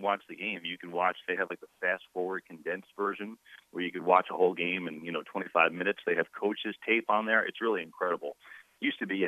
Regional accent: Northeast, United States; I grew up in the Northeast.

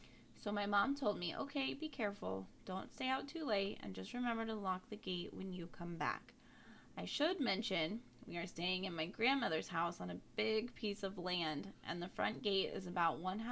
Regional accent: New Mexico, United States; I was born and raised in New Mexico on a small Native reservation about 15 minutes from south of Albuquerque. And being Native American and living on the reservation

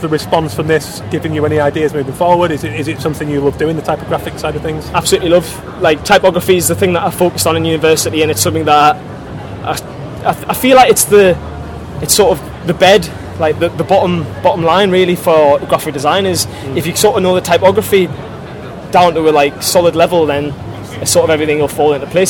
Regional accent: the north of England, United Kingdom; I'm a very northern person. That's how I would describe myself. I'm from up north

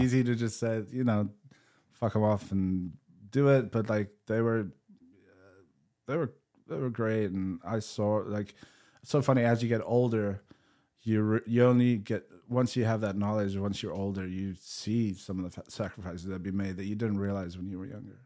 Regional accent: South Africa; moved away as an adult; also born or lived in England; growing up in South Africa

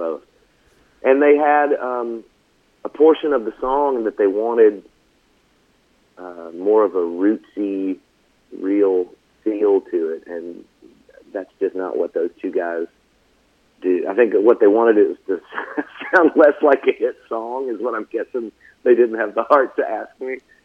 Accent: Franklin, Tennessee, United States; also born or lived in Nashville, Tennessee; growing up in Franklin... and moving out there, you know, when I was a kid

